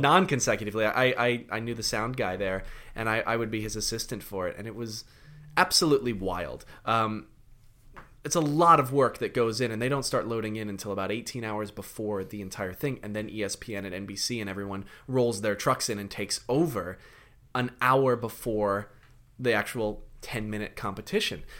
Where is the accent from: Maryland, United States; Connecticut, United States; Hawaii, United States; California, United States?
Connecticut, United States; also born or lived in London; now in New York, United States; I grew up in Connecticut, so I went back up to my parents' house in Connecticut